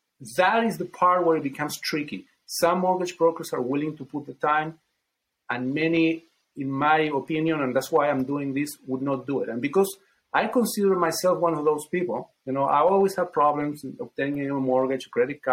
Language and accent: English; Chile; now in United States; I come from Chile